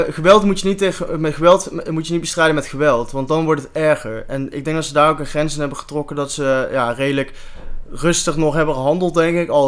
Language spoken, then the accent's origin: Dutch; North Brabant, Netherlands; Ik kom zelf uit Brabant.